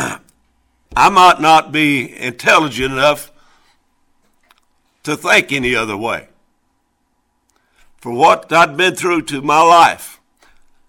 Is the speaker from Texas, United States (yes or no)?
no; Missouri, United States; I was born and raised down in Missouri, right in the middle of a cotton field